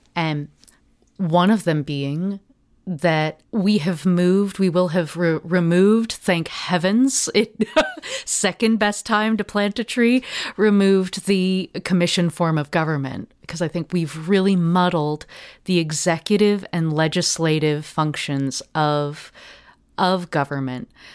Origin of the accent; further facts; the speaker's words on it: Portland, Oregon, United States; I grew up in Park Rose uh, neighborhood